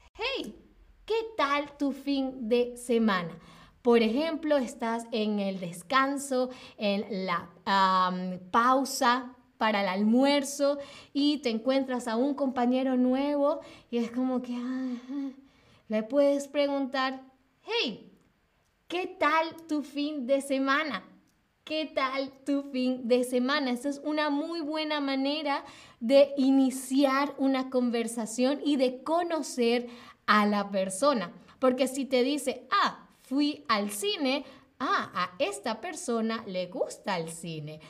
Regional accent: Venezuela; now in Berlin, Germany; soy de Venezuela

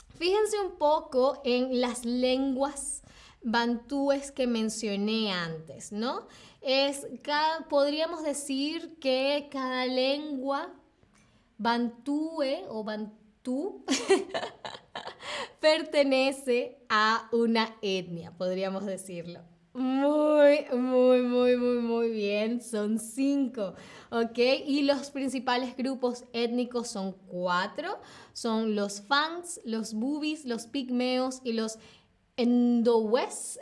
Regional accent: Venezuela; yo vengo de Venezuela

